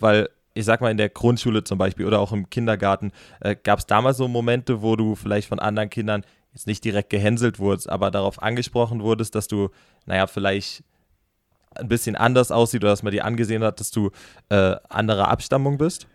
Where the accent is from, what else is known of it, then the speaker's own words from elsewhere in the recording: Rhineland-Palatinate, Germany; ich komme halb aus Rheinland-Pfalz und halb aus dem Saarland. Also meine Mutter ist im Saarland geboren